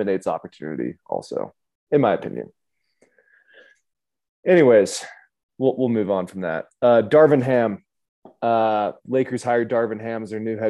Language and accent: English; Reno, Nevada, United States; we're from Reno